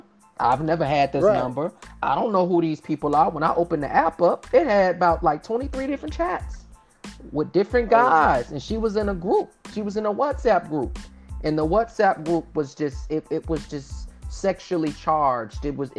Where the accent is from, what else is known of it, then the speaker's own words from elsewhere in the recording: Miami, Florida, United States; I'm from the 305